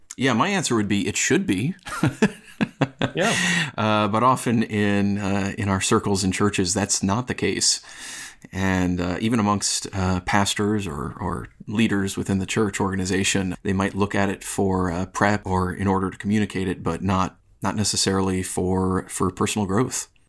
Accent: upstate New York, United States; accent: upstate New York; moved away as an adult; now in Los Angeles, United States; I am originally also from New York, and I'm still working hard to get rid of my upstate New York accent

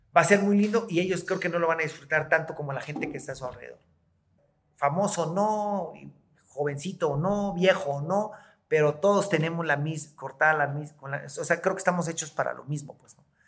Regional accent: Oaxaca, Mexico

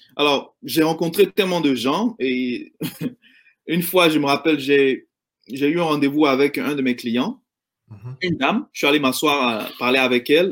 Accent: Abidjan, Côte d’Ivoire; now in United States; j'ai grandi en Côte d'Ivoire, euh, euh, dans la, à Yopougon et à Marcory

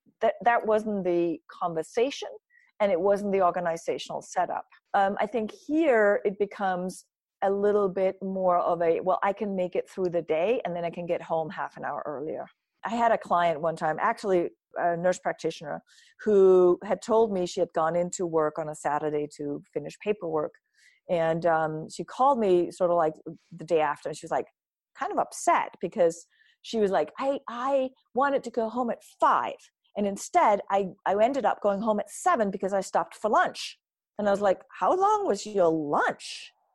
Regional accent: Denmark; I grew up in Denmark. So it's part of my culture that everybody in a company stops for lunch.

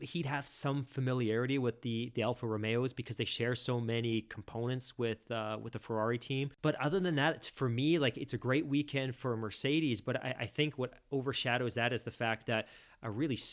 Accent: Canada; as Canadian fans

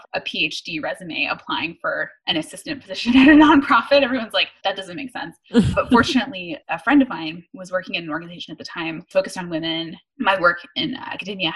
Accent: Dallas, Texas, United States; I grew up in Dallas

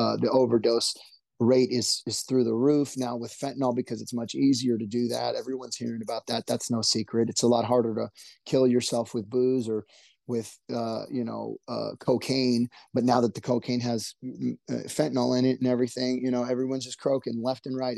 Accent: Orange County, California, United States; We grew up in Orange County

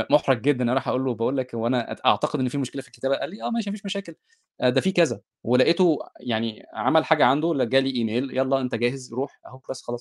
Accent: Egypt; moved away as an adult; انا ده ده حقيقي انا اول ما جيت من مصر

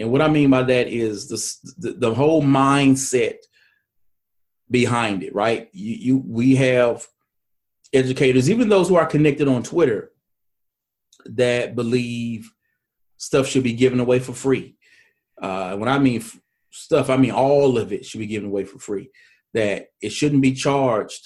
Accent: Mississippi, United States; I'm from Mississippi. I live here.

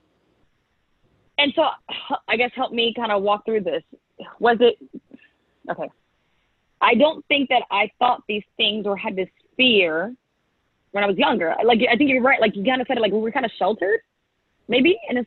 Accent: Anchorage, Alaska, United States; moved away; also born or lived in St. Petersburg, Florida; I grew up in Alaska. Multicultural place. I grew up in Anchorage

